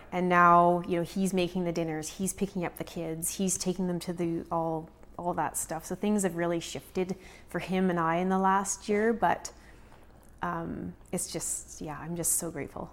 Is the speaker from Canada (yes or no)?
yes; Prince George, British Columbia, Canada; also born or lived in Kelowna / Vernon; We're both from Prince George